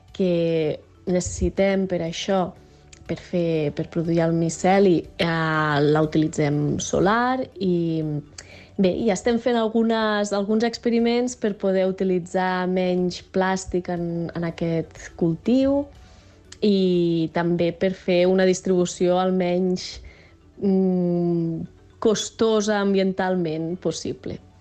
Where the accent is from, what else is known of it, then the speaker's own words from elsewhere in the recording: Barcelona, Catalonia, Spain; moved away as an adult; now in Organyà, Spain; som barcelonins